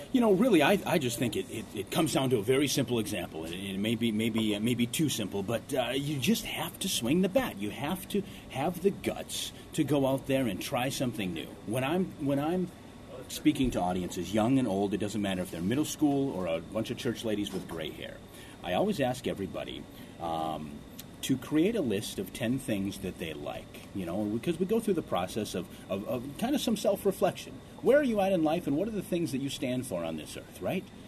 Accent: Ortonville, Minnesota, United States; also born or lived in Seoul, South Korea; When I was young, growing up in Ortonville, Minnesota

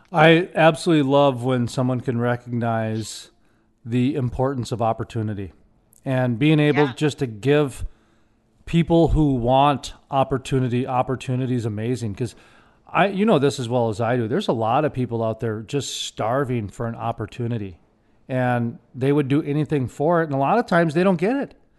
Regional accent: Minneapolis, Minnesota, United States; moved away; also born or lived in Fargo, North Dakota; My hometown is Minneapolis. And then I moved to Fargo

